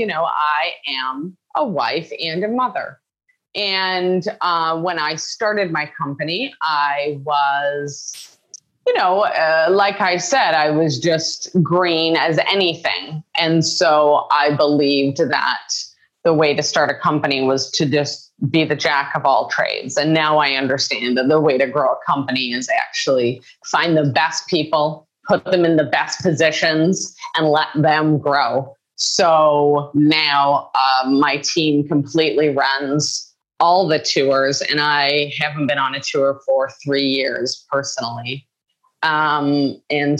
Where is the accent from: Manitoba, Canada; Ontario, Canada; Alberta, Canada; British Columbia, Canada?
British Columbia, Canada; Vancouver Island; From just my childhood growing up in Canada, I grew up on Vancouver Island, which is just like a rock in the sea in Canada.